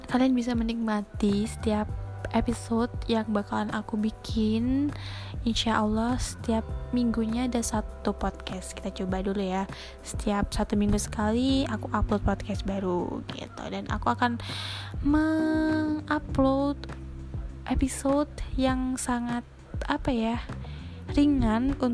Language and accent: Indonesian; East Java, Indonesia; accent: medok; kan saya bukan orang Jakarta jadi bukan gak bisa bilang lo gue lo gue ini nggak bisa ini saya asli orang Jawa Timur jadi rada medok ya maafin ya kan ini kan namanya pembawaan lokal